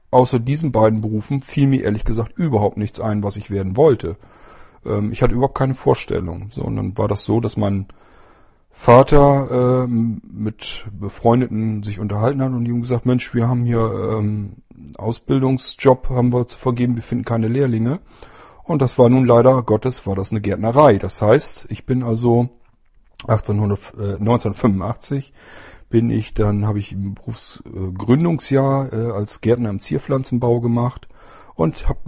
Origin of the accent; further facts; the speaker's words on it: Lower Saxony, Germany; weil die werden hier in den kleineren Dörfern und Städten, ich bin also auf dem Land groß geworden, äh, werden die nicht ausgebildet. Das heißt, du müsstest zumindest nach Bremen oder Hannover